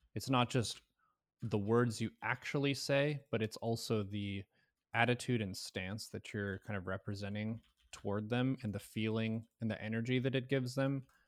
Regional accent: United States; as an American citizen

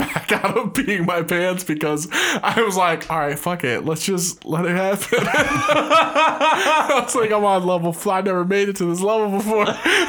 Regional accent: United States; we're American

